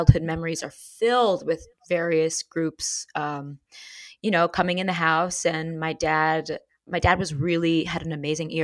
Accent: New York City, New York, United States; I grew up in Manhattan. I grew up in Tribeca before it became Fancy Pants

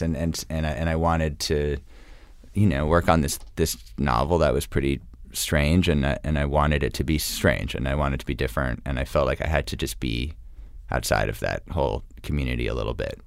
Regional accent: New York, United States; moved away as an adult; now in New Orleans, United States; growing up in New York

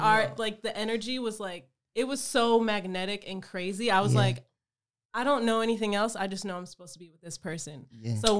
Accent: Detroit, Michigan, United States; moved away; And I was in Michigan. I'm from Detroit.

